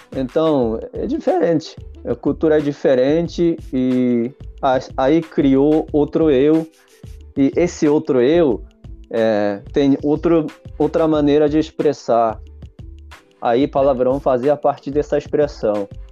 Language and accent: Portuguese; Japan; first language Japanese; Portuguese is a second language; also born or lived in Brazil; eu no começo eu só falava japonês como um japonês normal, mas como eu aprendi a falar português